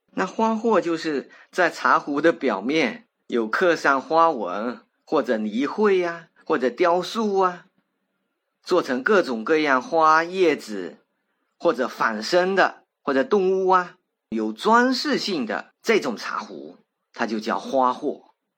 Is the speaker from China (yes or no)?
yes; China; 我们中国人啊，都爱用三啊、五啊来表示很多